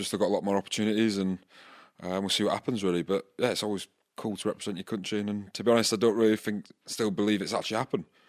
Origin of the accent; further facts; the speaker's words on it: Scotland, United Kingdom; now in Bath, United Kingdom; I grew up in Scotland